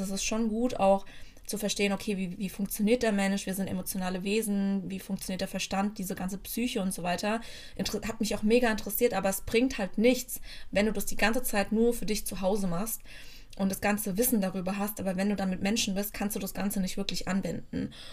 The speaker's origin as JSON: {"language": "German", "area": "near Frankfurt", "region": "Hesse", "country": "Germany", "tie": "born or raised there", "moved": "as an adult", "lives_now": "Bremen, Germany", "said": "Ich bin aber aufgewachsen in der Nähe von Frankfurt"}